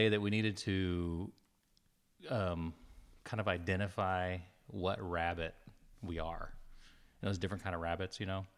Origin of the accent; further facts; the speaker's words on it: New Mexico, United States; moved away; I grew up in New Mexico the first part of my life